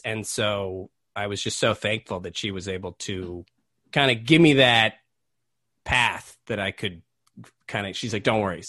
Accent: Montreal, Quebec, Canada; born there; moved away; I was born in Montreal. So my parents lived, they met and lived in Montreal first. Then they moved out west.

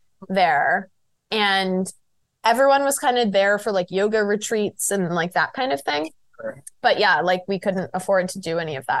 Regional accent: Massachusetts, United States; moved away as an adult; also born or lived in England; I'm from Massachusetts originally, and it's, like, fucking cold there.

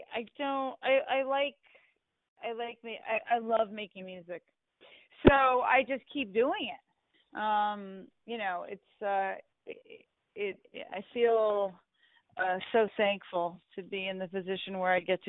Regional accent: United States; I'd love it if I was acknowledged in my home country.

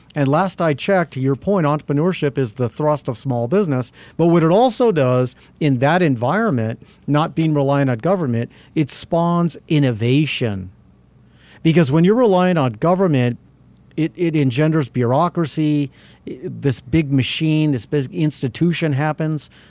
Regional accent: Albuquerque, New Mexico, United States; I grew up on South Broadway

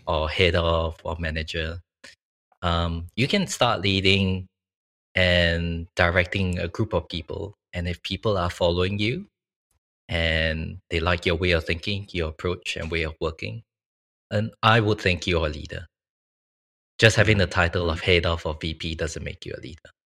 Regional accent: Singapore; moved away as an adult; now in Sydney, Australia; I was originally from Singapore

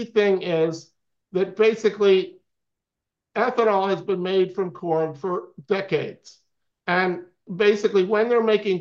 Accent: Swarthmore, Pennsylvania, United States; also born or lived in Briarcliff Manor, New York; now in North Carolina, United States; I grew up in Swarthmore, Pennsylvania, near Philadelphia

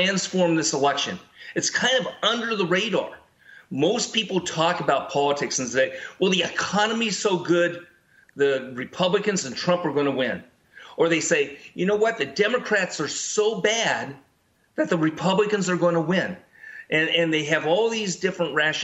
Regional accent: California, United States; I was born in California. I love California. California is my home state

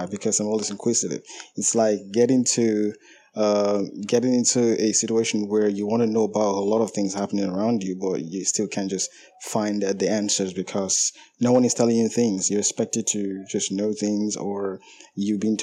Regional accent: Nigeria; I'm from Nigeria

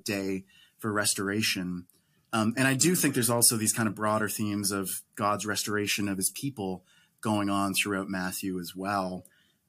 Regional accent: Canada; I'm Canadian

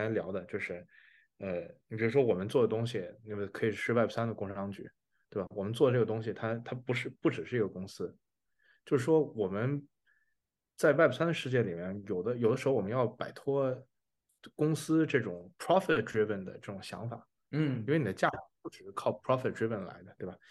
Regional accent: China; 因为我们是中国人

